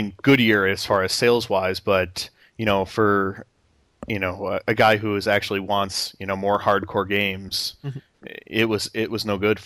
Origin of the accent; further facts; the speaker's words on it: Oak Lawn, Illinois, United States; moved away as an adult; also born or lived in Milwaukee; now in Cincinnati, United States; I originally grew up on the southwest side in Oak Lawn